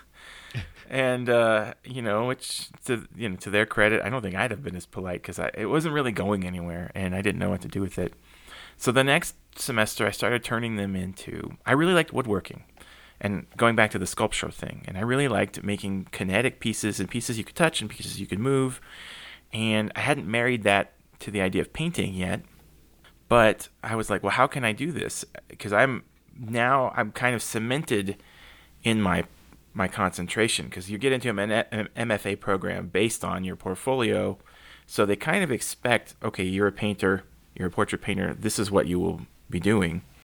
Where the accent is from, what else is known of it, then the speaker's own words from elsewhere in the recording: San Antonio, Texas, United States; moved away as an adult; also born or lived in Bozeman, Montana; South Texas, where it had snowed once in my lifetime in San Antonio